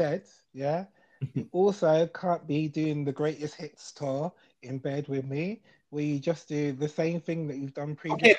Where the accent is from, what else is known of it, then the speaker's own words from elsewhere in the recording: London, United Kingdom; I'm now from South London.